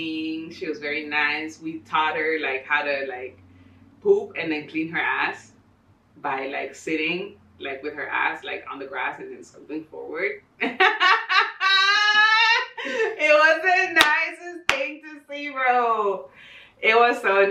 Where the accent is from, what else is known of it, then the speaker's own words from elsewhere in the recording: Ecuador; also born or lived in Bogota, Colombia; And then we moved to Ecuador.